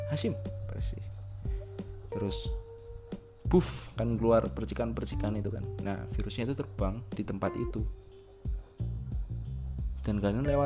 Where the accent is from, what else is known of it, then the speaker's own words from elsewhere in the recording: Java, Indonesia; karena saya orang Jawa hidup di Jawa